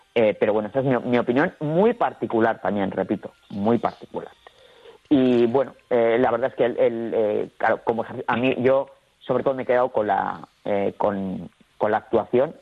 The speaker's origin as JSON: {"language": "Spanish", "town": "Bilbao", "region": "Basque Country", "country": "Spain", "said": "yo como, eh, como vasco y como habitante del País Vasco"}